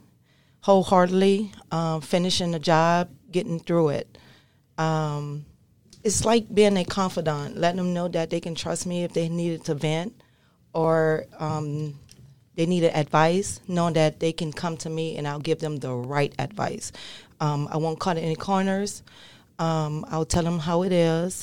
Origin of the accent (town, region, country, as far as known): New Orleans, Louisiana, United States; born or raised there